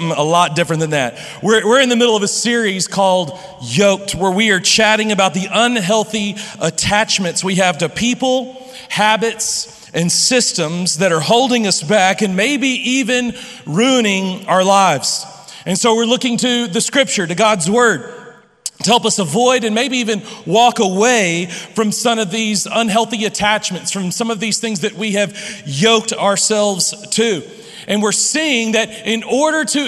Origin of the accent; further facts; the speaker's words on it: Lubbock, Texas, United States; I grew up here in Lubbock